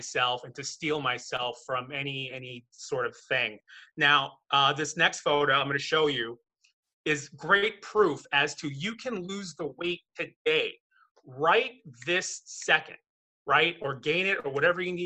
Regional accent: Chicago, Illinois, United States; moved away as an adult; now in Sherman Oaks, United States; I'm originally from Chicago. I'm here in Sherman Oaks, California now.

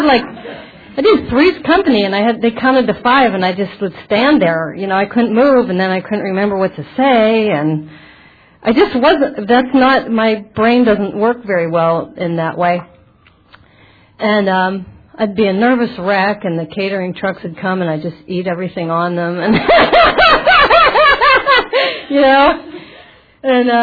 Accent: Butler, Pennsylvania, United States; moved away as an adult; also born or lived in Manhattan Beach, California; now in California, United States; my hometown, Butler, Pennsylvania

